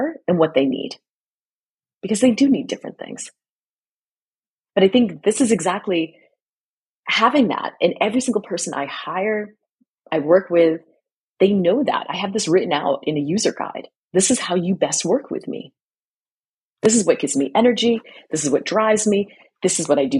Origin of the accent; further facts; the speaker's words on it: United States; accent: American; moved away as an adult; I am American. I've been living and working abroad for 18 years